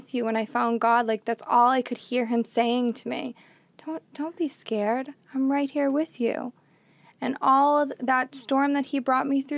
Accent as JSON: {"language": "English", "town": "Boston", "region": "Massachusetts", "country": "United States", "said": "I'm from Boston, Massachusetts"}